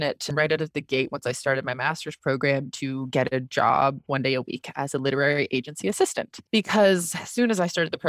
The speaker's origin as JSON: {"language": "English", "country": "Canada", "also_born_or_lived": "London, United Kingdom", "said": "I'm Canadian"}